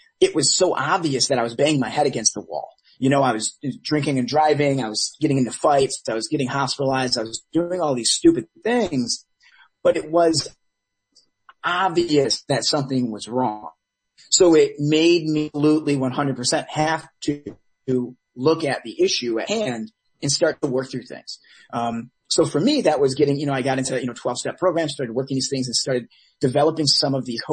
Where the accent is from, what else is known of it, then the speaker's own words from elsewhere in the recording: Detroit, Michigan, United States; now in Los Angeles, United States; I was born and raised in Metro Detroit